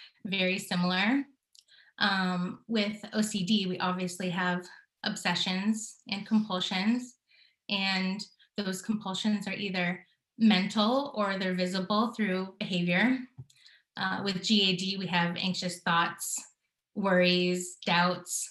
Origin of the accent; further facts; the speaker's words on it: California, United States; moved away as an adult; also born or lived in New York City; now in Connecticut, United States; I'm from California originally